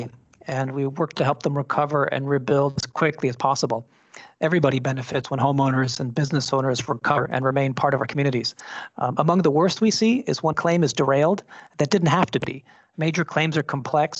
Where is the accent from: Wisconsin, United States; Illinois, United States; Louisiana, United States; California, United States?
California, United States; San Francisco; I'm born and raised in San Francisco, California